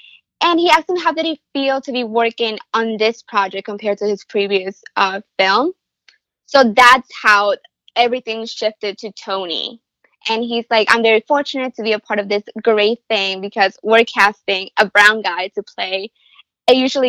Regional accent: El Salvador; I'm from El Salvador.

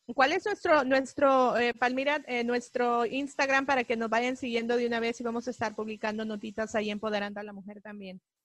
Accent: El Salvador; now in United States; salvadoreña, vivo 25 años aquí en este país

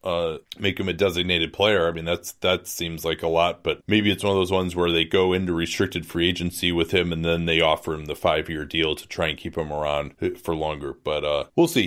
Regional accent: Chicago, Illinois, United States; The city of Chicago, my hometown

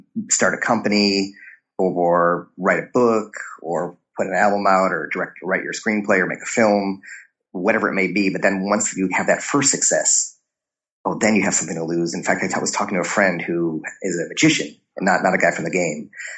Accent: Chicago, Illinois, United States; I grew up in Chicago

